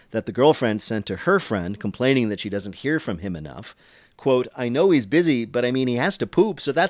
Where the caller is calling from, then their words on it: Philadelphia, Pennsylvania, United States; I'm calling from Philadelphia.